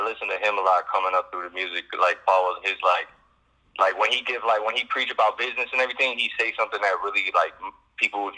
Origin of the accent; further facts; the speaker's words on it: Chicago, Illinois, United States; moved away; I lived in Chicago near the North Side for the longest, and that's really where I'm from because I learned the most